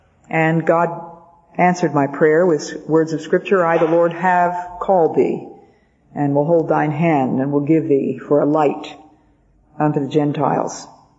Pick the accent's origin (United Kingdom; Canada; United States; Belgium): Belgium; born there; My parents had been missionaries, and I was born in Belgium because of their being over there.